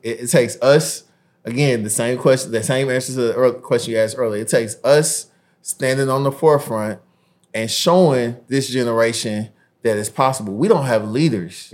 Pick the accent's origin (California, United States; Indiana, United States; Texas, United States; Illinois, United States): Indiana, United States; Indianapolis; my hometown in Indianapolis